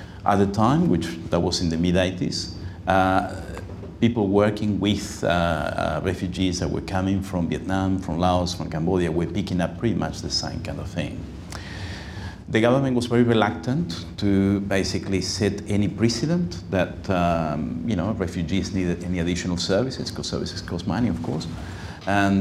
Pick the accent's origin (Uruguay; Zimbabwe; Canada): Uruguay; now in Sydney, Australia; I'm myself from Uruguay, I spoke Spanish well.